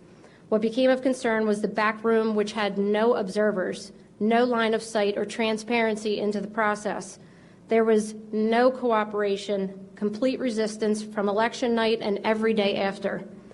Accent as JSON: {"language": "English", "area": "Delaware County", "region": "Pennsylvania", "country": "United States", "tie": "born or raised there", "said": "I was born and raised in Delaware County in a conservative home."}